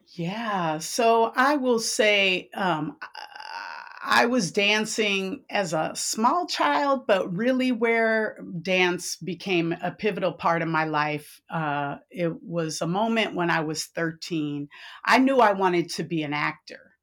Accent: San Francisco, California, United States; I was born and raised in San Francisco

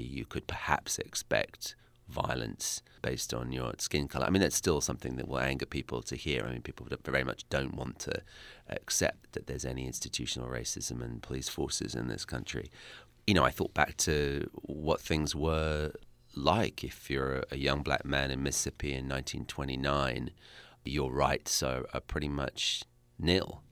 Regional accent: Essex, East of England, United Kingdom; accent: British; I'm from Essex, which is to London what, let's say, Jersey is to New York.

